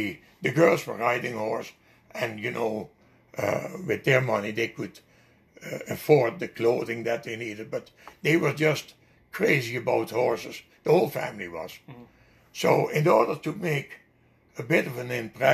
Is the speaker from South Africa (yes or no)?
no; Netherlands; English is a second language; moved away as an adult; also born or lived in Winnipeg, Canada / Ontario, Canada; now in Canada; Only 20 clicks away from my hometown